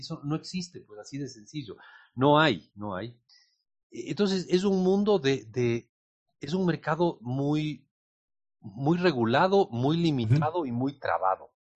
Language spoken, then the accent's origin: Spanish; Ecuador; nuestros compatriotas